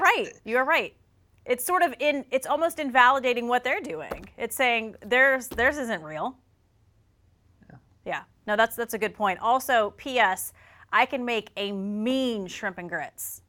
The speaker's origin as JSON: {"language": "English", "region": "South Carolina", "country": "United States", "tie": "born or raised there", "said": "I grew up in South Carolina"}